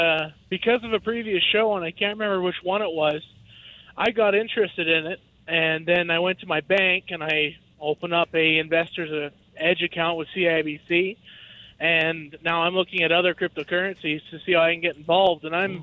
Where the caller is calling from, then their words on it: Saskatchewan, Canada; I am driving across Saskatchewan, heading back to Alberta.